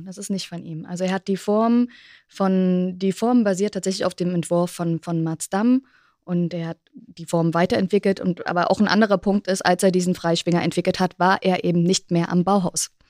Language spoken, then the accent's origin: German; East Germany, Germany; Ich bin in der DDR groß geworden, beziehungsweise dann in Ostdeutschland